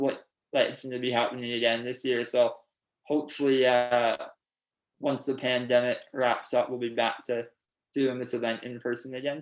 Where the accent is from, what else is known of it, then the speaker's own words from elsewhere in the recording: Pickering, Ontario, Canada; I grew up in Pickering, Ontario.